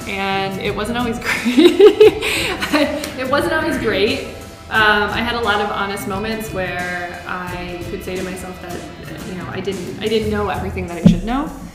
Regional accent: United States; now in France; I am American and I became French American in 2016

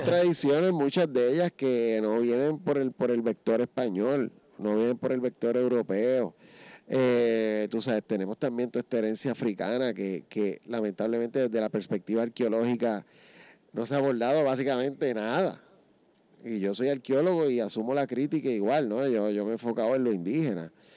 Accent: San Juan, Puerto Rico; soy nacido y criado en Río Piedra.

